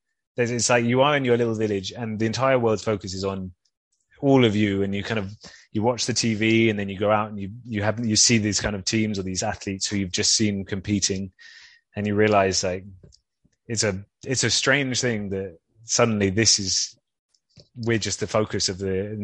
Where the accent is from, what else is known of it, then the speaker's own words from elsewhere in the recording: Rio de Janeiro, Brazil; So 16 in Rio, exactly. So my first games was my hometown Olympics.